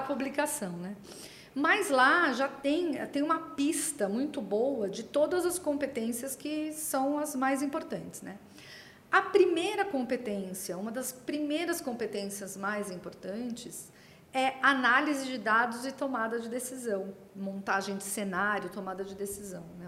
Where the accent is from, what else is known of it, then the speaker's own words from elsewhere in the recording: Santos, São Paulo, Brazil; eu sou de Santos, né, ou seja, do estado de São Paulo, mas aqui do litoral